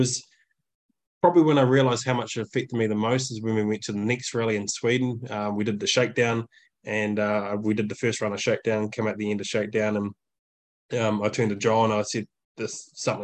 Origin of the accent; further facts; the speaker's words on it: New Zealand; moved away as an adult; also born or lived in Germany; we come from New Zealand, we uplifted our whole life for 6 years living in Europe